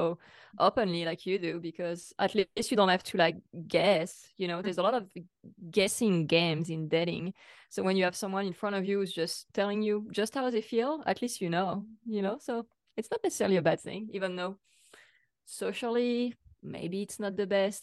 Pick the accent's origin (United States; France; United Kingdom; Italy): France; moved away; I'm from France. You can probably tell.